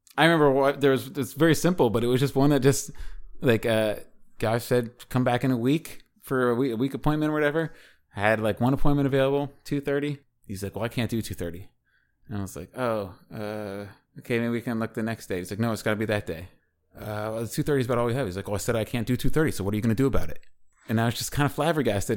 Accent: Washington, District of Columbia, United States; moved away; D C? That's my hometown

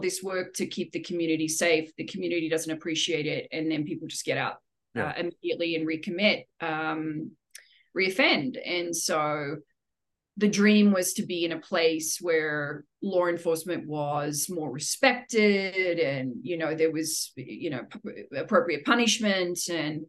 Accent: Sydney, New South Wales, Australia; moved away as an adult; now in Denver, United States; Sydney, Australia. Yes. I've been here for 21 glorious years in the United States, all in Denver, Colorado, but I hail from the place of beautiful beaches and chill people

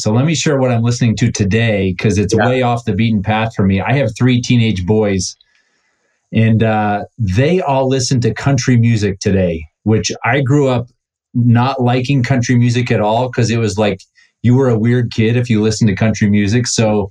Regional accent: Cleveland, Ohio, United States; Well, so I was born in Cleveland

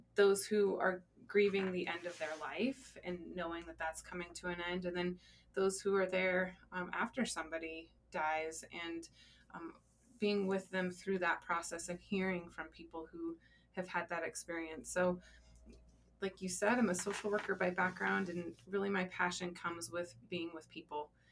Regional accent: Colorado, United States; I uh, actually was born and raised in Colorado

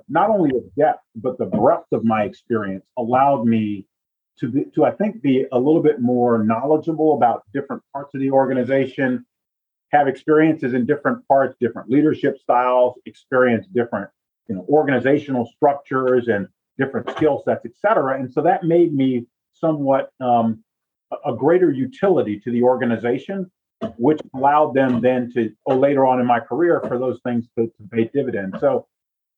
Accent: Northeast, United States; moved away as an adult; also born or lived in Southeast, United States; I was born in the Northeast and my adult career was in the Southeast

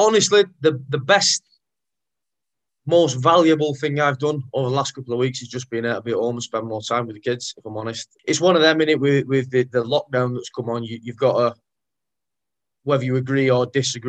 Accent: Rochdale, North West England, United Kingdom; I'm from Rochdale, which for those, you know, for those not from up this way, it's a small town, North Manchester.

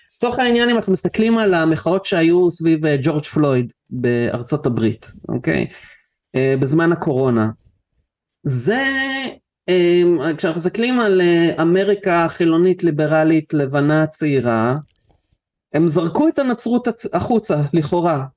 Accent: Israel; נולדתי בארץ

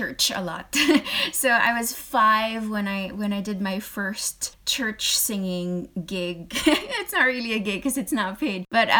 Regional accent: Philippines; moved away as an adult; also born or lived in United Kingdom / Hong Kong / France; I'm a Filipino, or a Filipina, or a Filipinx, if you want, in the States

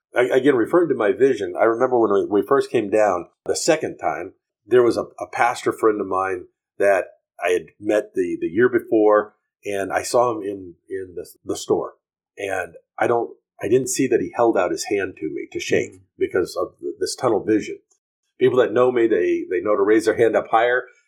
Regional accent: United States; moved away as an adult; now in Honduras; I as an American businessman here

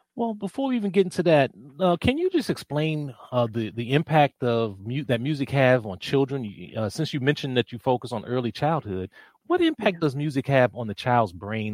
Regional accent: Washington, District of Columbia, United States; I'm from Washington, D.C.

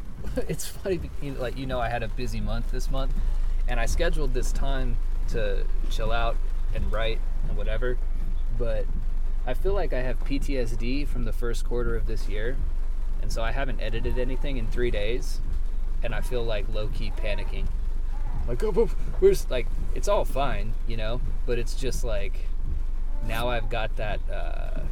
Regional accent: Oklahoma, United States; also born or lived in Portland; I love Oklahoma. I'm not one of those people who hates where he's from

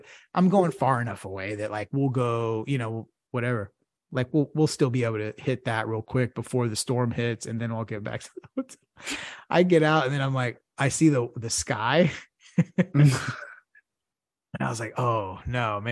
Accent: Houston, Texas, United States

